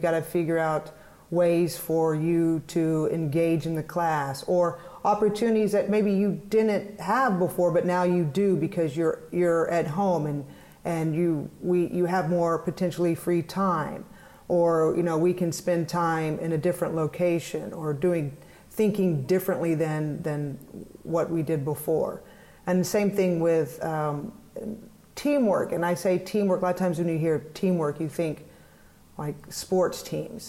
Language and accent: English; Fort Worth, Texas, United States; moved away; also born or lived in Durham, North Carolina; I grew up in Fort Worth